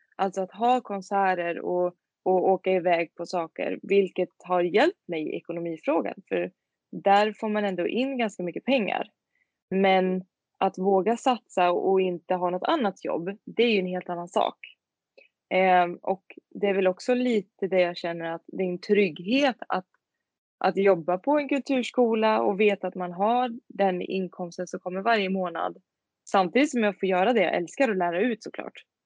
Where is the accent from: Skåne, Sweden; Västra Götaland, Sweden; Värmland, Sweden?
Västra Götaland, Sweden; Tidaholm; moved away as an adult; also born or lived in Skövde; now in Örebro, Sweden; Kommer i, ursprungligen från en liten, liten stad som heter Tidaholm i Skaraborg. Men jag bor nu i Örebro sedan fem år tillbaka